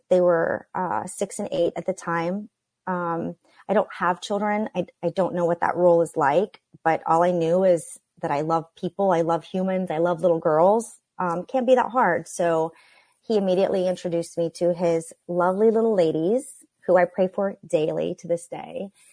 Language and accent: English; Oklahoma, United States; Growing up in Oklahoma